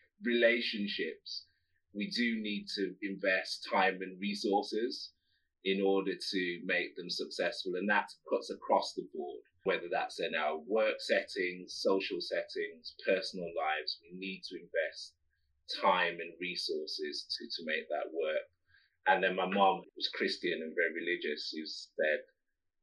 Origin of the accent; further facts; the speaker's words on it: Midlands, United Kingdom; I'm from the Midlands.